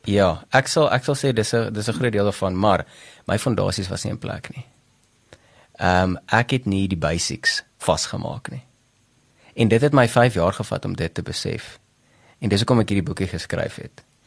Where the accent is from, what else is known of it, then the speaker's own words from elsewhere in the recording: Bethal, Mpumalanga, South Africa; also born or lived in Delmas / Pretoria; ek het grootgeword maar in 'n klein dorpie met die naam Bethel